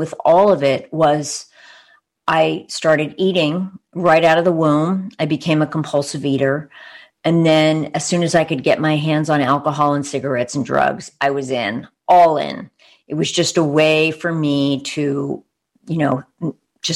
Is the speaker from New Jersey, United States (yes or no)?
no; Long Island, New York, United States; moved away as an adult; now in Bay Area, United States; I'm from Long Island, New York